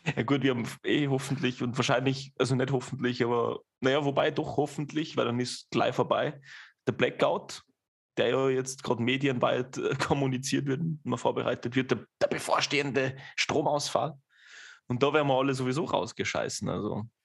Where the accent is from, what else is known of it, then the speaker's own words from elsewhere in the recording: Austria; bei uns in Österreich